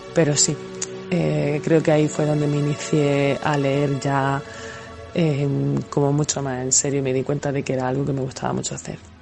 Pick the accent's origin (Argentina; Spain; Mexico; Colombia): Spain; Mula, Region of Murcia; la biblioteca de mi pueblo, de Mula